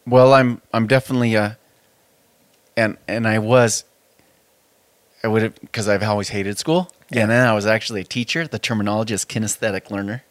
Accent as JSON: {"language": "English", "town": "Spokane", "region": "Washington", "country": "United States", "tie": "born or raised there", "said": "I grew up on the South Hill of Spokane"}